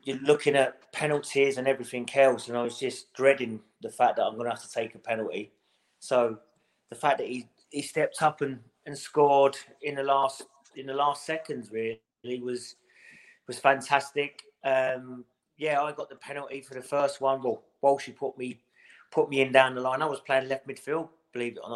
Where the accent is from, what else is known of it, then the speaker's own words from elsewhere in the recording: London, United Kingdom; I'm a London lad, born and bred in London.